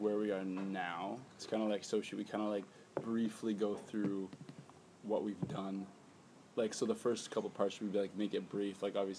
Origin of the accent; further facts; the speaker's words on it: Spruce Grove, Alberta, Canada; moved away as an adult; also born or lived in Vancouver Island; I am originally from Spruce Grove, Alberta, Canada. But I like to say I am from Vancouver Island because that's where It's where my soul's from. It's where my mind lives.